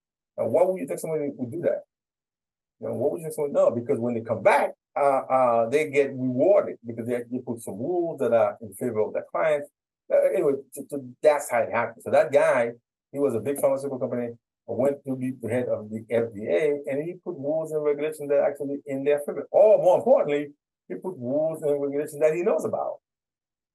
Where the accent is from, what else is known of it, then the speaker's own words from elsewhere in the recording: Haiti; now in United States; I'm from Haiti